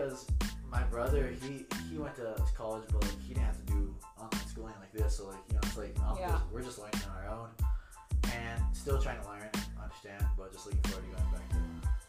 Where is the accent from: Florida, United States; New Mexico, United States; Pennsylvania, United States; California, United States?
New Mexico, United States; Los Lunas; I'm from Las Lunas.